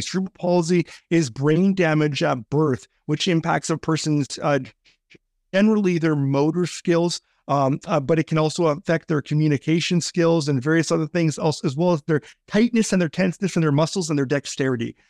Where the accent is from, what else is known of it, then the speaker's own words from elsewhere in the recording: Canada; also born or lived in British Columbia; as a Canadian guy